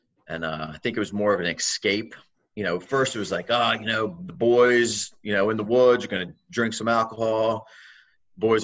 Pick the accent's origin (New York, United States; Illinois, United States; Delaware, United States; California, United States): Delaware, United States; Wilmington; also born or lived in Newark, Delaware; So I grew up around Wilmington in Newark, Delaware